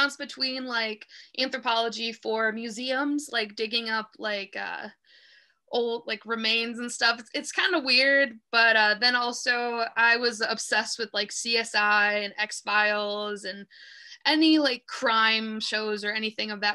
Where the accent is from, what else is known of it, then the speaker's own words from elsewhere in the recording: Madison, Wisconsin, United States; now in Milwaukee, United States; I was born in Madison, so I spent a good part of my childhood there. And then my parents divorced when I was pretty young, so I was between Madison and Milwaukee most of the time